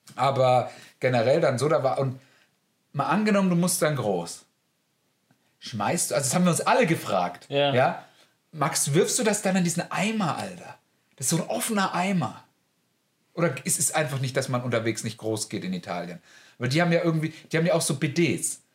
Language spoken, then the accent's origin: German; Germany; ich bin Deutscher